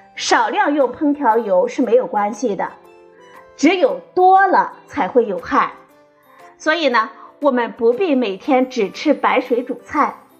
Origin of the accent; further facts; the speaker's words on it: China; 我们中国人